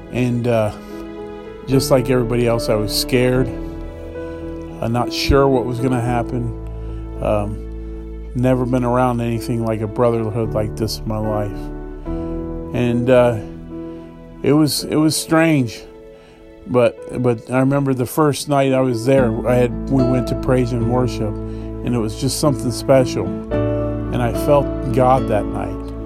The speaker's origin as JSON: {"language": "English", "town": "Dayton", "region": "Ohio", "country": "United States", "moved": "yes", "said": "I'm from Dayton, Ohio"}